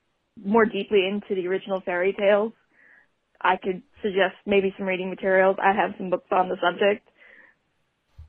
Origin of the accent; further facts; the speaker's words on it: Ashland, Kentucky, United States; I'm from Ashland, Kentucky